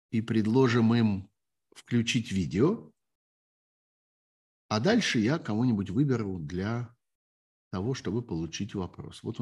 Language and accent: Russian; Kharkiv, Kharkiv Oblast, Ukraine